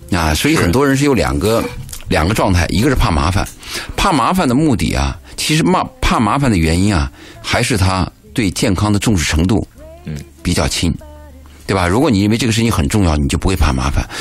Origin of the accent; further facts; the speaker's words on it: China; 我们中国人特别忌讳谈死